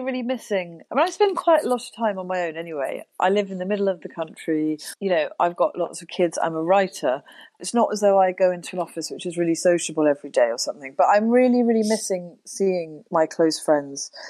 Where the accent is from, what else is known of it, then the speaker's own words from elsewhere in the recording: Wiltshire, South West England, United Kingdom; also born or lived in Oxford; so we moved to the country when I was seven from Oxford. We moved to Wiltshire, and then we had ponies